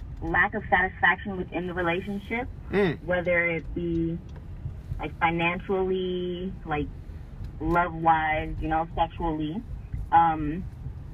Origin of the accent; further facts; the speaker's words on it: California, United States; I'm from California